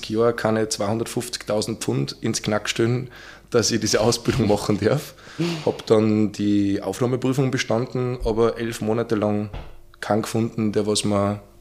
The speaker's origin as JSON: {"language": "German", "region": "Salzburg", "country": "Austria", "tie": "born or raised there", "said": "Ursprünglich aus Salzburg, halber Oberösterreicher, von der Mama-Seite, hm. aber in Salzburg geboren."}